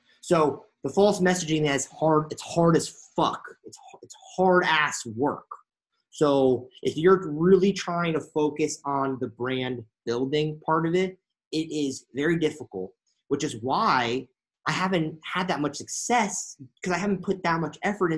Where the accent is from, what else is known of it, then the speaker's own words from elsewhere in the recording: Connecticut, United States; now in Los Angeles, United States; I'm from Connecticut